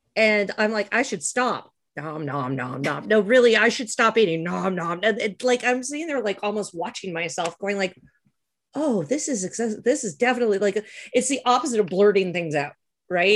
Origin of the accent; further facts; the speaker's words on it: Canada; growing up in Canada